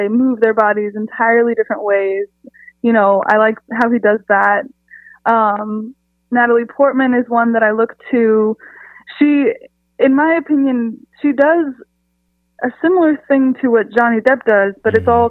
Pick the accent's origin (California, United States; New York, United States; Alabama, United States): California, United States; San Diego; I'm from San Diego, California. I have lived pretty much all over the country, but I'm now back in Southern California too.